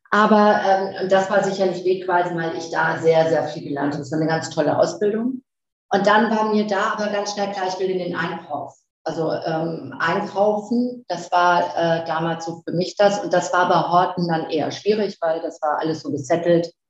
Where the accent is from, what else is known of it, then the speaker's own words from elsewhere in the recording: Flensburg, Schleswig-Holstein, Germany; born there; also born or lived in Ruhrgebiet; 59 Jahre alt und ähm, bin eigentlich äh, so in Flensburg geboren. Ich komme aus dem Norden und habe dann